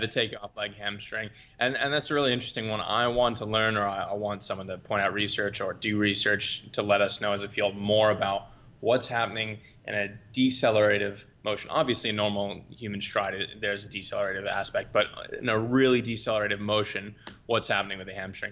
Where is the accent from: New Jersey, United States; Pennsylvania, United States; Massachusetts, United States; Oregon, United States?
Massachusetts, United States; Boston; moved away as an adult; also born or lived in Europe / New Zealand / Florida; I'm from Boston, Massachusetts. Grew up wrestling and playing lacrosse, your typical Northeastern United States niche sports